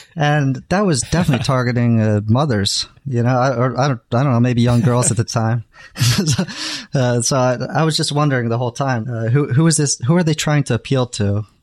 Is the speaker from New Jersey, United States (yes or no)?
yes; New Jersey, United States; moved away as an adult; also born or lived in New York; now in Japan; I grew up in New Jersey, and I had moved to New York